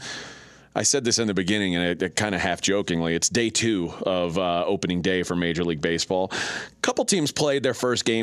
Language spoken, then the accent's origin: English; Houston, Texas, United States; I grew up in a very hot town that figured out early, you need to have air-conditioned baseball